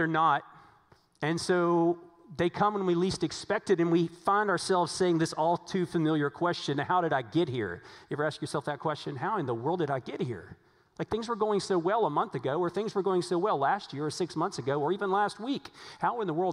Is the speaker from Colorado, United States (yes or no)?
no; Virginia, United States; now in Texas, United States; Now, I grew up in Virginia. I didn't grow up in Texas. Now, I've lived in Texas a long time now, but I grew up